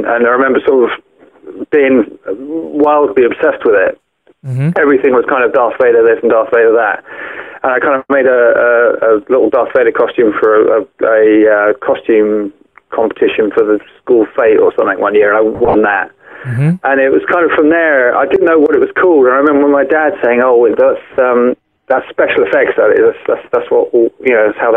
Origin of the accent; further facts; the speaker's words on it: Windsor, South East England, United Kingdom; moved away as an adult; now in Ireland; I'm originally from Windsor, just west of London there.